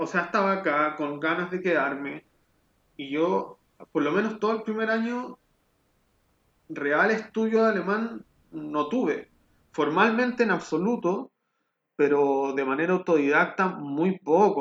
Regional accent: Rancagua, O'Higgins, Chile; moved away as an adult; also born or lived in Valparaíso, Chile / Viña del Mar, Chile / Santiago, Chile; now in Berlin, Germany; en Chile crecí en Rancagua

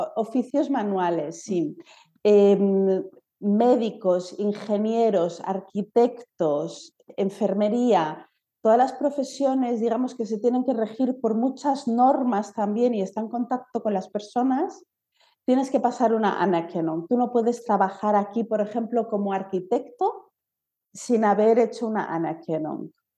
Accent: Spain; now in Germany; soy de España

